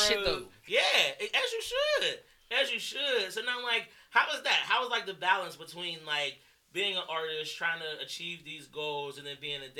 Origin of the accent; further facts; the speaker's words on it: Pittsburgh, Pennsylvania, United States; also born or lived in Virginia; I'd be like, nigga, I'm from Pittsburgh.